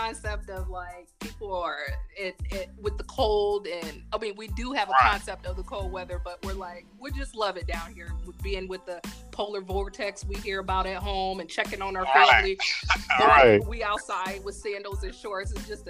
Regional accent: Fort Wayne, Indiana, United States; Not only are we from the same hometown of Fort Wayne, Indiana

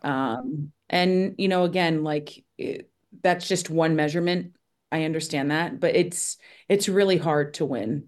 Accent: Toledo, Ohio, United States; moved away as an adult; now in Connecticut, United States; growing up in Ohio was, I loved it

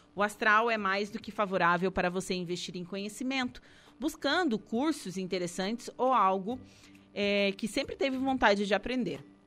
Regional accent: Torres, Rio Grande do Sul, Brazil; eu sou de Torres, também sou do litoral

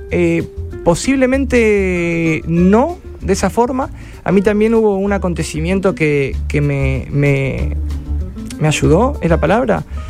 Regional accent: Rosario, Santa Fe, Argentina; moved away as an adult; now in Barcelona, Spain; soy el rosarino más famoso.

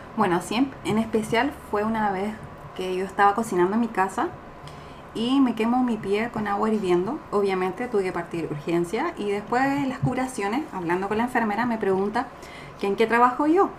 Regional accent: Chile; moved away as an adult; now in Montreal, Canada; vengo de Chile

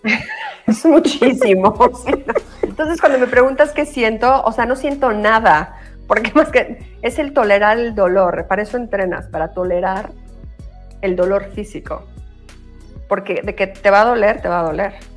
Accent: Mexico; moved away as an adult; now in United States; nací en México, pero hice toda mi carrera en Estados Unidos y yo voy aquí 26

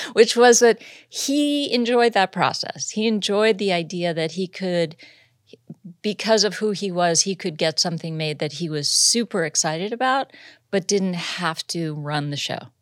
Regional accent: Los Angeles, California, United States; also born or lived in Massachusetts; I was from Los Angeles. I met my boyfriend who became my husband at college, and we were both native, so we moved back to L

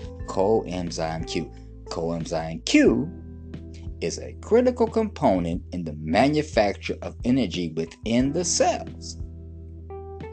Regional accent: Detroit, Michigan, United States; moved away; also born or lived in Brooklyn, New York; I'm originally from Detroit City. Detroit made, Brooklyn made.

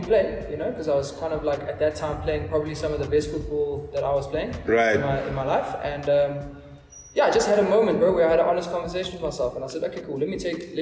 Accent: Pretoria, Gauteng, South Africa; moved away as an adult; also born or lived in Kroonstad, South Africa / Johannesburg, South Africa; for most of my life, I would say that I grew up in Pretoria

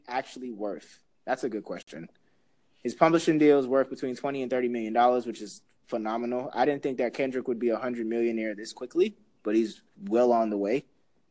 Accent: Jamaica; as a Jamaican

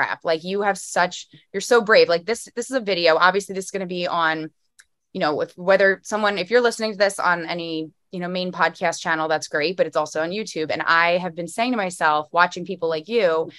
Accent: Philadelphia, Pennsylvania, United States; I'm a Philly girl

